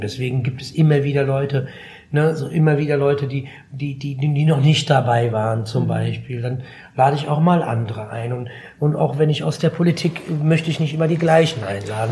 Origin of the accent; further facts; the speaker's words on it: Frankfurt, Hesse, Germany; ich bin in Griesheim groß geworden, ja, als Jugendlicher